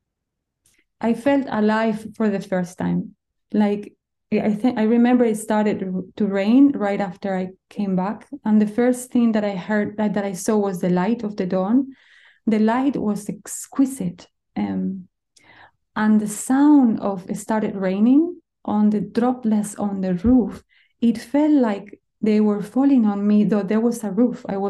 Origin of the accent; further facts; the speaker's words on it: Spain; moved away; I come from Spain. You need to understand that food is our culture